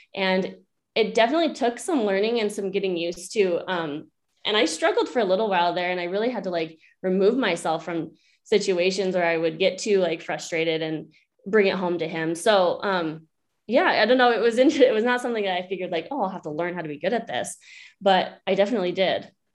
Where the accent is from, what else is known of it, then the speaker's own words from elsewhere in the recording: Bear Lake, Idaho, United States; moved away as an adult; also born or lived in Alaska; now in Loveland, United States; I'm originally from Bear Lake, Idaho